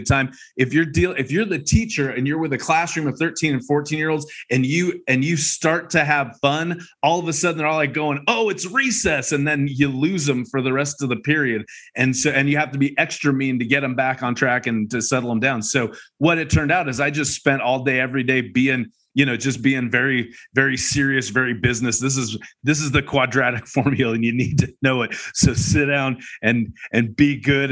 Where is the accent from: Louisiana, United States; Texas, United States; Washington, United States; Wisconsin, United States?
Washington, United States; Seattle; moved away; also born or lived in Akron, Ohio; I lived just outside of Seattle. That was all my growing up. I don't remember Ohio at all because I was an infant. But did most of my growing up in Seattle